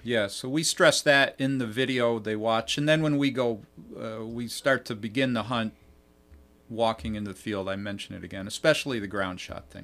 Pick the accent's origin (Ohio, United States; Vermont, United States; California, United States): Vermont, United States; now in New York, United States; when we were teenagers growing up in Vermont